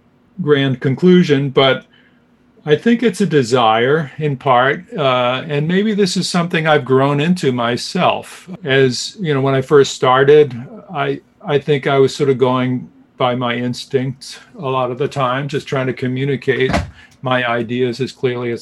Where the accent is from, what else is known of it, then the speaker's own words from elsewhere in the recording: Jenkintown, Pennsylvania, United States; I grew up outside Philadelphia, a very small town called Jenkintown.